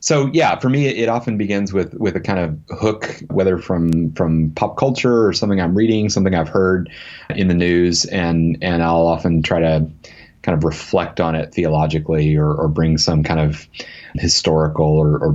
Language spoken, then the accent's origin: English; Arkansas, United States; moved away; I grew up in Arkansas